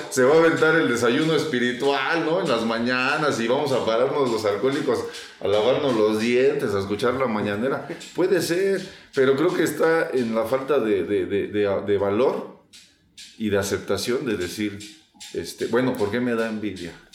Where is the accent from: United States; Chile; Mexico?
Mexico; como buen mexicano